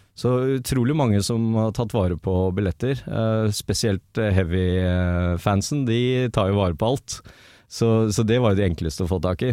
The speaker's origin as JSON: {"language": "Norwegian", "town": "Drammen", "region": "Buskerud", "country": "Norway", "tie": "born or raised there", "also_born_or_lived": "Oslo", "moved": "as an adult", "said": "hjembyen min Drammen."}